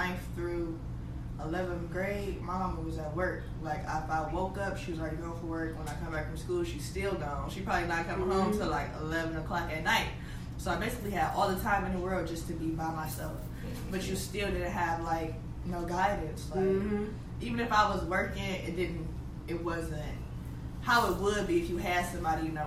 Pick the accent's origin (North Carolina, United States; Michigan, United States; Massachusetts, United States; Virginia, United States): Michigan, United States; Pontiac; also born or lived in Detroit, Michigan / California; I'm like half and half. I'm from Detroit and Pontiac